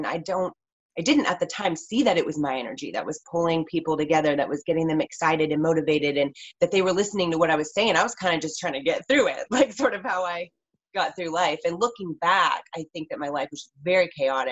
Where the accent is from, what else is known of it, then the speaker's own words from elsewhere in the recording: West Coast, United States; I grew up on the West Coast, born and raised